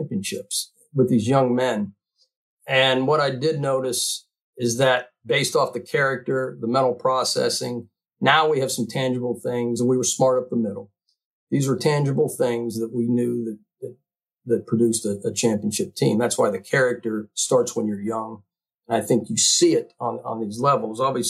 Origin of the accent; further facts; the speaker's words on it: Uniontown, Pennsylvania, United States; moved away as an adult; also born or lived in West Virginia / Florida / Louisiana; I grew up in Uniontown, Pennsylvania, which is a coal mining town.